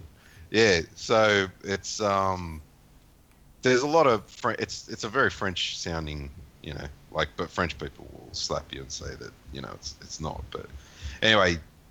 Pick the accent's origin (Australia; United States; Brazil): Australia; being Australian.